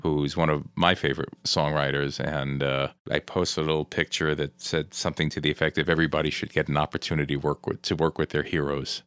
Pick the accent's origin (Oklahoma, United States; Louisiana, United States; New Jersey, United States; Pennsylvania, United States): New Jersey, United States; I grew up in New Jersey